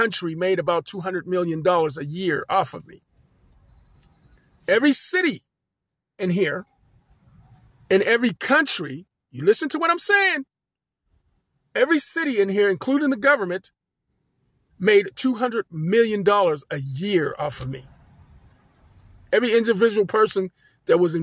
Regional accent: Pensacola, Florida, United States; where I was born in Pensacola

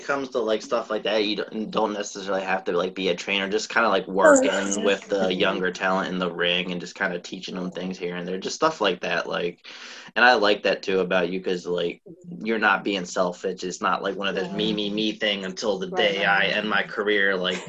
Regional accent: New Orleans, Louisiana, United States; oh, well, she's from New Orleans, I'm from New Orleans, I can, you know, I can make it big too

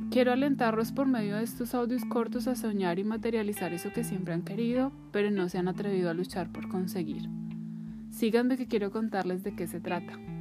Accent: Bogotá, Colombia; moved away as an adult; trabajar fuera de mi ciudad natal, que es Bogotá

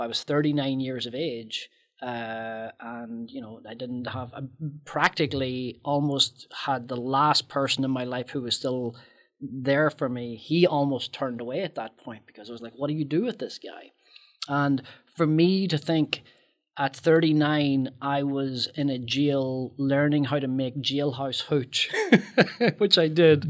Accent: Northern Ireland, United Kingdom; moved away; my life growing up in Northern Ireland during the Troubles

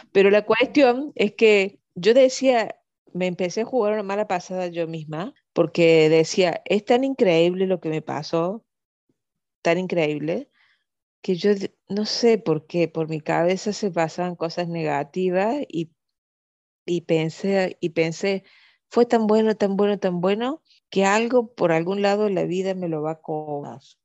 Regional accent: Córdoba, Argentina; also born or lived in Venezuela; donde yo vivo, donde yo nací, donde yo estoy

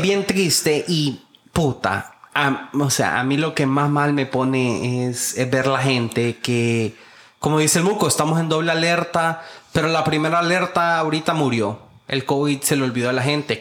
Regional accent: Honduras; como hondureño

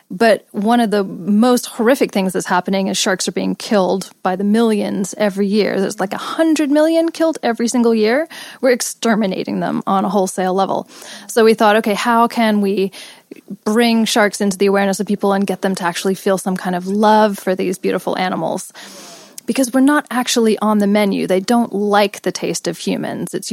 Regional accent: Los Angeles, California, United States; born or raised there; also born or lived in England / India / Australia

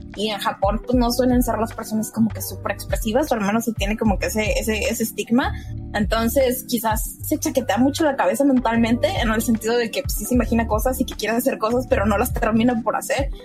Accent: Mexico; yo soy mexicano

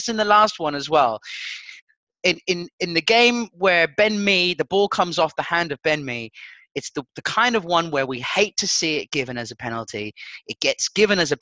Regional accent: Portugal; I grew up in Portugal

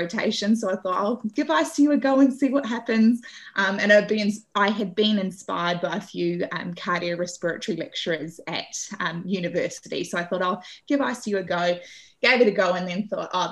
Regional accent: Auckland, New Zealand; I'm originally from Auckland.

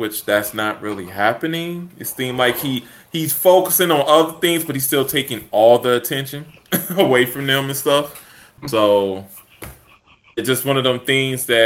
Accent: Chicago, Illinois, United States; I'm from Chicago

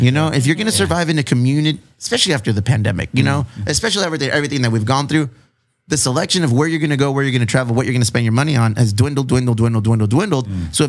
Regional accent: Chula Vista, California, United States; I am from Chula Vista

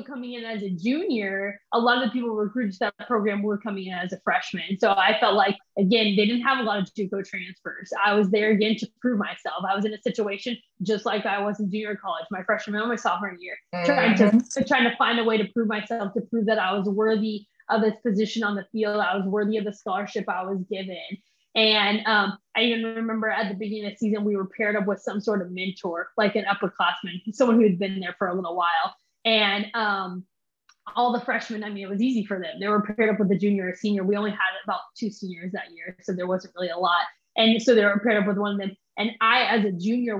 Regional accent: Derby, Kansas, United States; moved away as an adult; also born or lived in Mississippi; I grew up in Derby, Kansas

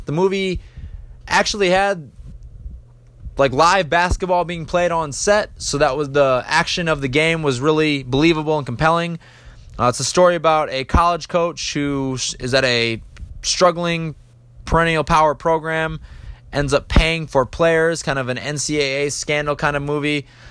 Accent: United States; as an American

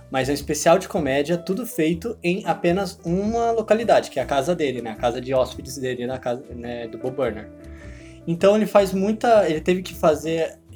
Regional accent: Canada; sou canadense, não, não estadunidense.

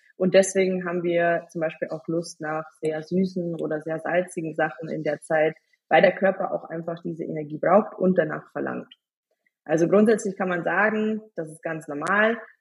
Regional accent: Bavaria, Germany; ich komme aus Bayern

